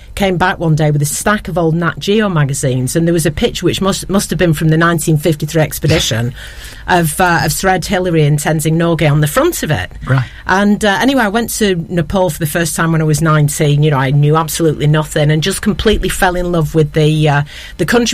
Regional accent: Ramsbottom, North West England, United Kingdom; growing up in Ramsbottom with my very charismatic, slightly alcoholic father

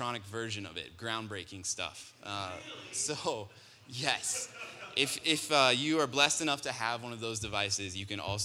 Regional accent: Colorado, United States; I grew up here in Colorado

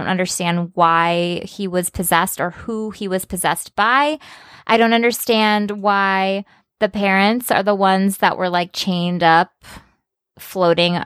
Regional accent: Midwest, United States; I grew up in the Midwest

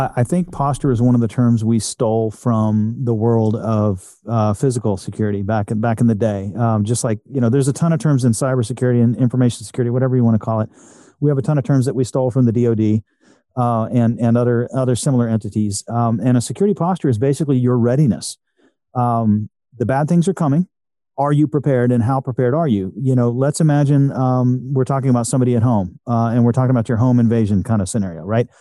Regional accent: Texas, United States; I'm a Texan

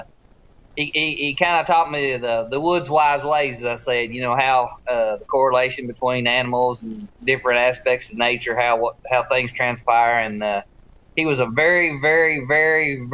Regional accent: Tennessee, United States; growing up on the Tennessee River

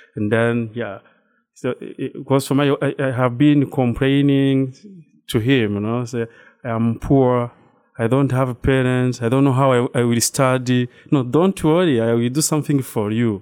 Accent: Rwanda; moved away as an adult; now in New Rochelle, United States; I'm from Rwanda. That's, uh, East Africa region

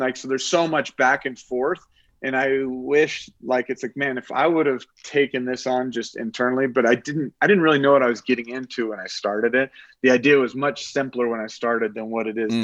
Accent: Oklahoma, United States; moved away as an adult; now in Colorado, United States; I grew up in Oklahoma fishing

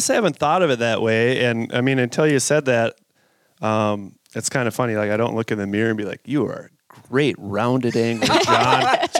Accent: Minnesota, United States; I grew up in Minnesota

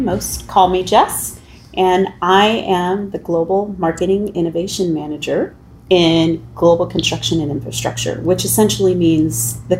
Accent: Midwest, northern Illinois to southern Illinois, United States; also born or lived in St. Louis area; I have lived, honestly, really in the Midwest primarily, from northern Illinois to the St. Louis area, southern Illinois

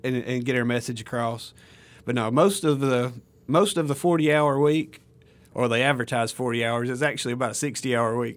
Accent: Alabama, United States; moved away as an adult; now in Mississippi, United States; I'm from Alabama originally

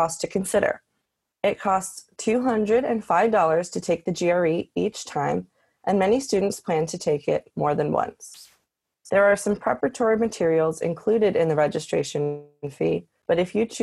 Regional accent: Northeast, United States; I am from the Northeast

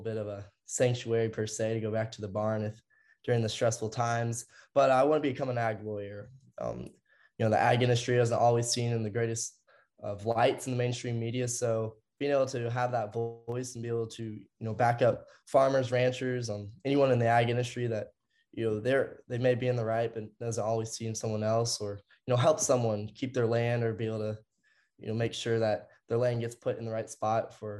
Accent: Clayton, Indiana, United States; moved away as an adult; also born or lived in Oklahoma; I'm from Central Indiana in a small town called Clayton, just west of Indianapolis

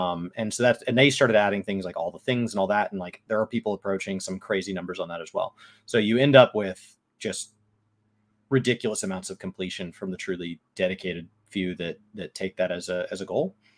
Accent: Dallas, Texas, United States; first language English; I'm from Dallas

